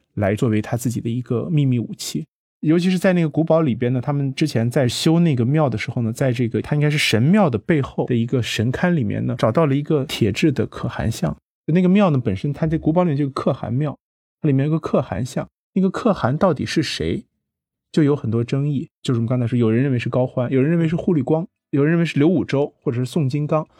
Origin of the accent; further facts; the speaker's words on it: Taiyuan, Shanxi, China; moved away; 因为我自己本身是在山西出生长大的，我就是太原人